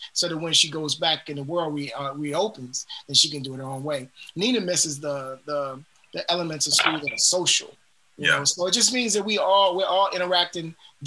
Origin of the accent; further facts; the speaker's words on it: Richmond, Virginia, United States; I'm originally from Richmond, Virginia.